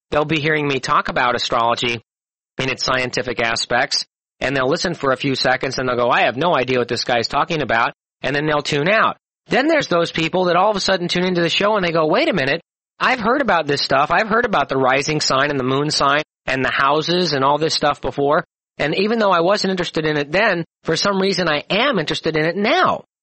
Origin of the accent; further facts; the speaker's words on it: Missouri, United States; I'm from Missouri and I'm uh, pretty much of a skeptic and a doubting Thomas, more than you'll ever meet.